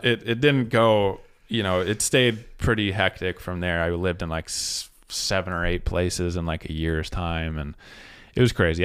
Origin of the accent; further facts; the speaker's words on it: Salt Lake City, Utah, United States; moved away as an adult; also born or lived in New Jersey / Portland, Oregon; now in Spokane, United States; I grew up in Salt Lake